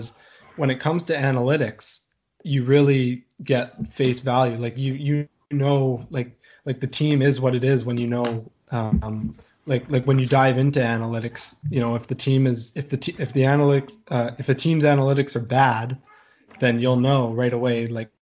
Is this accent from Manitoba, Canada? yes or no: no; Vancouver, British Columbia, Canada; I'm from Vancouver myself. I still live here.